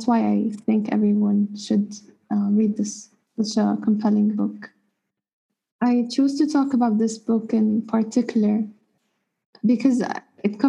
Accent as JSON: {"language": "English", "country": "Palestine", "moved": "yes", "lives_now": "Cairo, Egypt", "said": "I'm a Palestinian based in Cairo"}